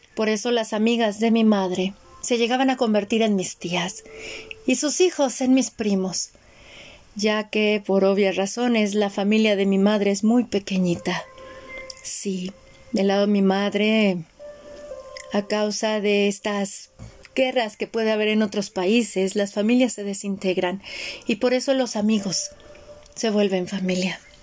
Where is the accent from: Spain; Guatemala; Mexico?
Mexico; en mi casa no había México, era otro país